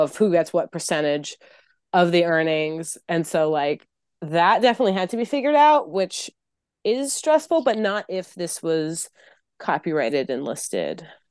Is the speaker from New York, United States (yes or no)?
yes; New York City, New York, United States; I'm from New York City